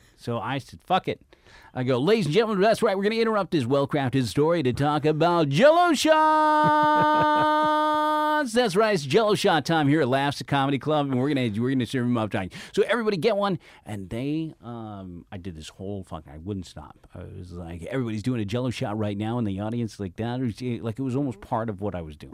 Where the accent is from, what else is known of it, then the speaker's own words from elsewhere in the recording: San Francisco, California, United States; I spent my, my first half of my life, my parents sent me to French school in San Francisco